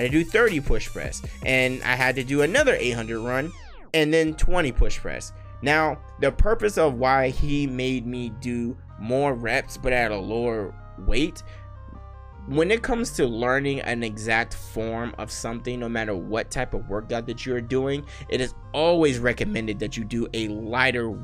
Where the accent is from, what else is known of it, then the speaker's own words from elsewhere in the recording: Las Vegas, Nevada, United States; I am born and raised in Las Vegas, Nevada. I am a Nevadan. I was born in Sin City.